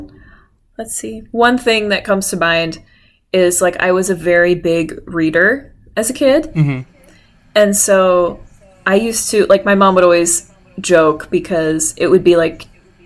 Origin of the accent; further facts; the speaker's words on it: Lombard, Illinois, United States; moved away as an adult; also born or lived in Bloomington; now in Kansas City, United States; I am from Lombard, Illinois, aka the Lilac Village, which is a suburb that's about half an hour west of Chicago